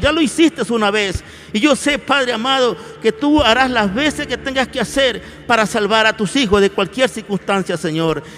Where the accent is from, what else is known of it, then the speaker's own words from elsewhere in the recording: Ecuador; de la iglesia del Ecuador. Clamamos por nuestro país